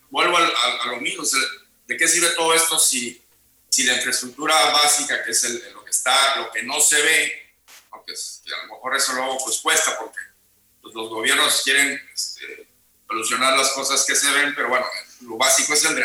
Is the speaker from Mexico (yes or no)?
yes; Veracruz, Mexico; yo toda mi vida, aunque no nací en Veracruz, viví desde